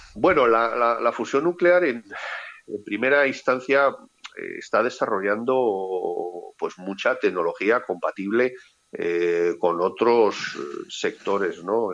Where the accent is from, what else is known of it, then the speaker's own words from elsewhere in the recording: Spain; Como ciudadano español